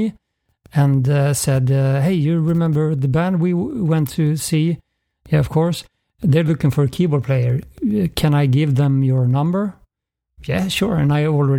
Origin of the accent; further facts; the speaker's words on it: Uppsala, Uppsala County, Sweden; moved away; also born or lived in Gothenburg; I'm not from Gothenburg. I'm from outside of Stockholm, Uppsala. But then I moved to Gothenburg for other reasons